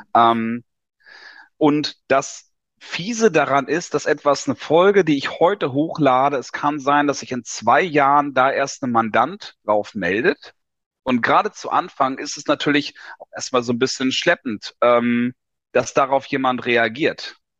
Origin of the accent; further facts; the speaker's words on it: Lower Saxony, Germany; moved away as an adult; 1981 geboren in Niedersachsen in der Provinz, klassisch Schule gemacht